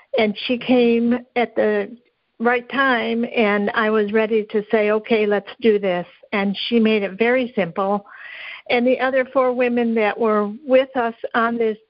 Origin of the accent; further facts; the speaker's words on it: Kentucky, United States; I'm actually from Kentucky.